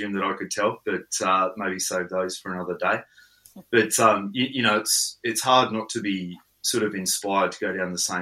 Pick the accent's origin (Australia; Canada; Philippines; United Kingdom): Australia; Coober Pedy, South Australia; also born or lived in Lightning Ridge, New South Wales; I grew up in Coober Pedy